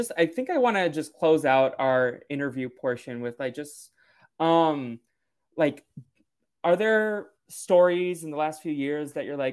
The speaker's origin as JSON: {"language": "English", "town": "Boston", "region": "Massachusetts", "country": "United States", "said": "I'm from Boston"}